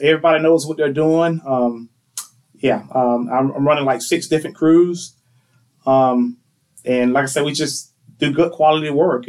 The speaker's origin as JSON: {"language": "English", "town": "Miccosukee", "region": "Florida", "country": "United States", "tie": "born or raised there", "also_born_or_lived": "Thomasville, Georgia", "moved": "yes", "lives_now": "Tallahassee, United States", "said": "I was actually born up in Thomasville at Archibald Moore Hospital. Right after I was born, we moved back to Mickasicki, Florida. That's where I'm from. And that's where I grew up at, in Mickasicki."}